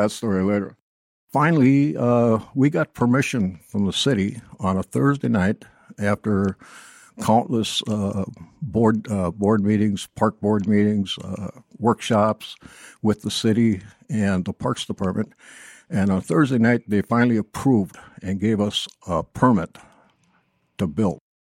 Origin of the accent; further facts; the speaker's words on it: Hibbing, Minnesota, United States; moved away; also born or lived in Blaine, Minnesota; I was born and raised up in Hibbing, Minnesota